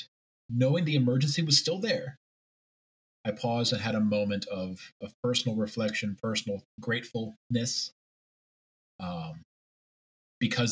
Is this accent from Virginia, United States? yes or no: yes; Central Virginia, United States; also born or lived in St. Louis, Missouri; I was born in St. Louis, Missouri, and ended up relocating to Central Virginia, where I was raised Methodist